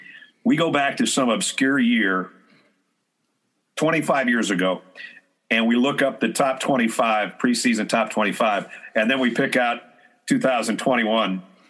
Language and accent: English; Midwest, United States; moved away; Now, I grew up in the Midwest.